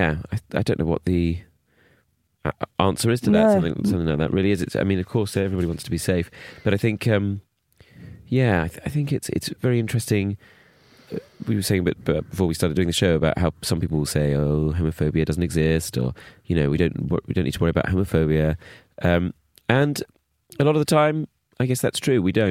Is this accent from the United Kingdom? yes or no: yes; Bromley, London, United Kingdom; when I grew up in Bromley